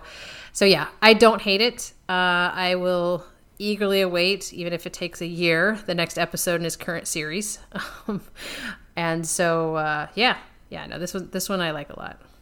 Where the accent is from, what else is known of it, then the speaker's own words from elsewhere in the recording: United States; I'm an American